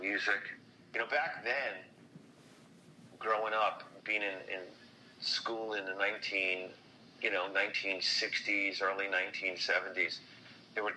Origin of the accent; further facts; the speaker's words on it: Long Island, New York, United States; also born or lived in Brooklyn / Queens; I was born in Brooklyn, and I did some growing up in Queens, and then the family all moved us out to the family moved us all out to Long Island when I was a kid